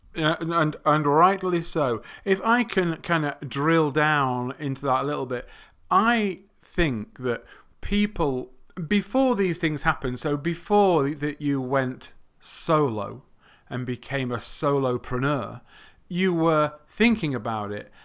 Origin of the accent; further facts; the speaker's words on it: England, United Kingdom; first language English; I come from England.